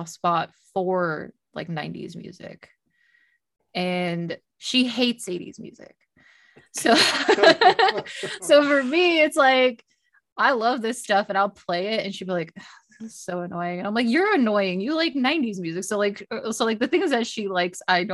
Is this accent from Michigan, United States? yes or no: yes; near Detroit, Michigan, United States; I grew up near Detroit